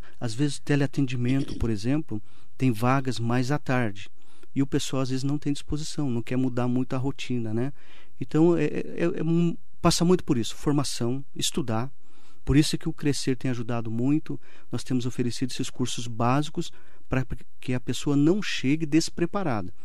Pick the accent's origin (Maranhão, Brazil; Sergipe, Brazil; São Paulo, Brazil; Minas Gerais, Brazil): São Paulo, Brazil; Mogi das Cruzes; Sou de Mogi, nascido e criado em Mogi